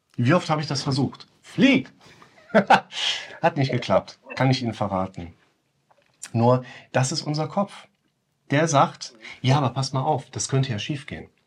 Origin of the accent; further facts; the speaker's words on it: West Germany, Germany; als Wessi